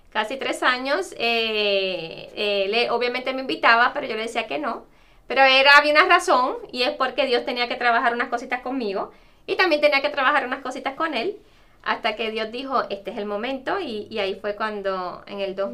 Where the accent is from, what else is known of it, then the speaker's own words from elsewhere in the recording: Puerto Rico; yo soy una puertorriqueña que habla súper rápido